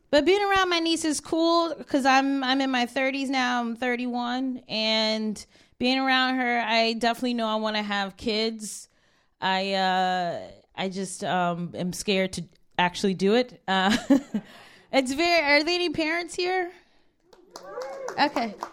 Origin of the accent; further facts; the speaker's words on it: Cleveland, Ohio, United States; now in Brooklyn, United States; Cleveland is my hometown